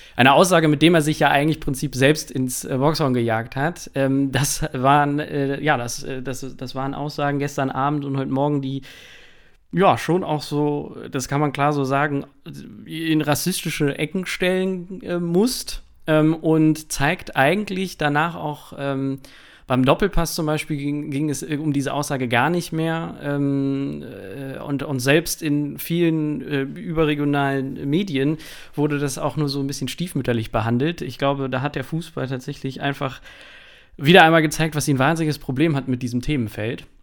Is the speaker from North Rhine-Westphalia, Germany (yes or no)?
yes; Krefeld, North Rhine-Westphalia, Germany; moved away; ich komme ursprünglich aus Krefeld